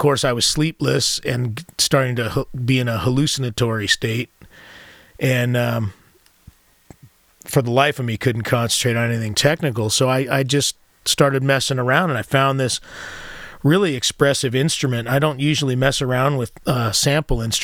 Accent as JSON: {"language": "English", "country": "United States", "said": "being American"}